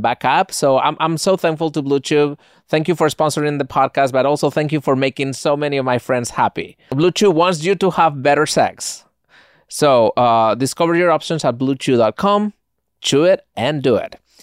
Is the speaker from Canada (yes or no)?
no; Spain; now in United States; I grew up in Spain.